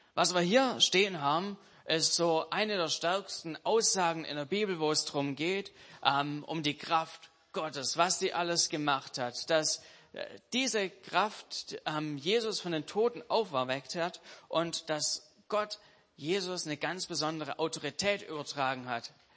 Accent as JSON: {"language": "German", "country": "Germany", "said": "als Deutsche"}